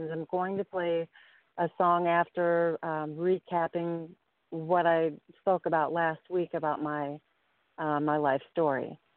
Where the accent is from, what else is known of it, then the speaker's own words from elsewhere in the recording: Chicago, Illinois, United States; I grew up in Chicago and um, lived in the rough areas and saw more than I wanted to see